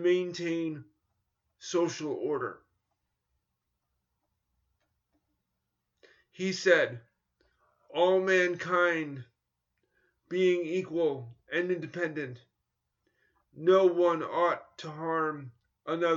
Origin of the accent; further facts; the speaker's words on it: New York, United States; I grew up in New York in competitive schools where I was mainstreamed in the 1970s and 1980s